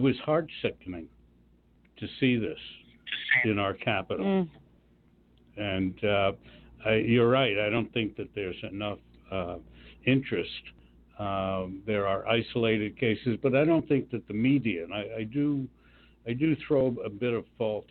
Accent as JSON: {"language": "English", "town": "Washington", "region": "District of Columbia", "country": "United States", "tie": "born or raised there", "moved": "yes", "said": "I was in D.C. About a month or so ago, which is my hometown"}